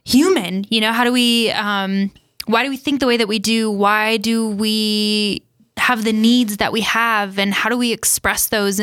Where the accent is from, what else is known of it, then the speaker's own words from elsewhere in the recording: South Dakota, United States; born and raised in the 605